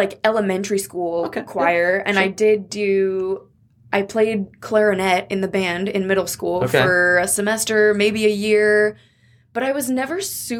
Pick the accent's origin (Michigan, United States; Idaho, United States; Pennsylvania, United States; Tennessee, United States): Idaho, United States; Coeur d'Alene; also born or lived in Missoula; and grew up in Coeur d'Alene.